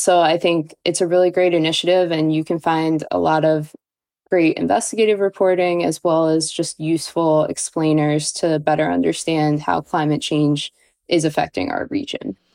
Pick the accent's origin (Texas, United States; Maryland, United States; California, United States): Maryland, United States; Baltimore; moved away; I am from Baltimore.